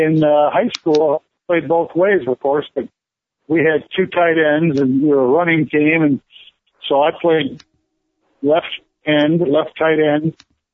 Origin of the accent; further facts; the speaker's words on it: Gary, Indiana, United States; I was born in Gary, Indiana, Gary and Mercy Hospital